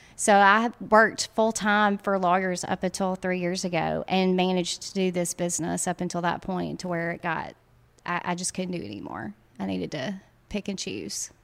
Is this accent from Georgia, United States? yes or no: no; Guntown, Mississippi, United States; also born or lived in Tupelo, Mississippi; now in Oxford, United States; I'm actually from Tupelo, which is, um, an hour from here. Uh, my husband and I are both from Tupelo, grew up in a little bitty town called Guntown, Mississippi